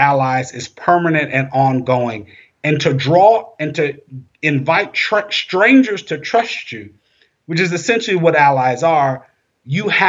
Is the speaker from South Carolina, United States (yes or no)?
yes; South Carolina, United States; I grew up in South Carolina